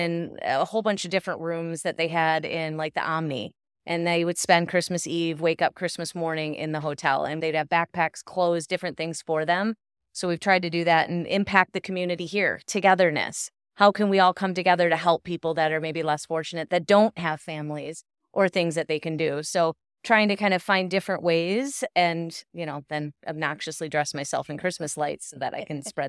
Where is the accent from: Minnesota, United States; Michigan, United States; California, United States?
Michigan, United States; moved away; I was raised up in Michigan, so it was a lot different seeing the snow covered on the lights and stuff.